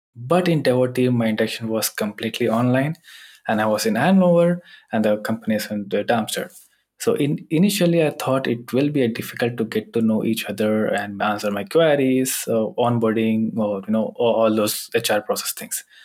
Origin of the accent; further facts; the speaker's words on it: India; now in Germany; as I'm coming from India